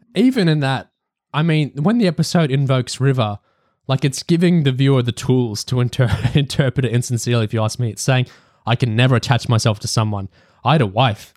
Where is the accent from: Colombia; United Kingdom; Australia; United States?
Australia; me being Australian